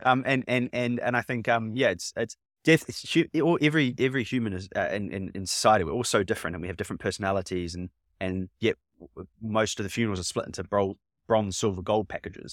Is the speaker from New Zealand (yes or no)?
yes; New Zealand; now in United Kingdom; I'm from New Zealand